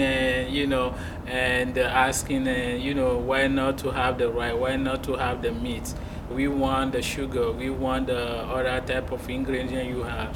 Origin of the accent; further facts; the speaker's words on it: Togo; English is a second language; moved away as an adult; now in Muscatine, United States; I was born and raised in Africa and then I came in US in 2011